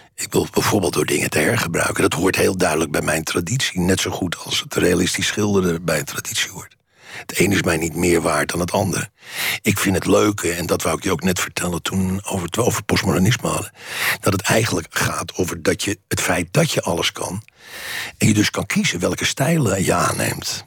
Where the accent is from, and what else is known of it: Netherlands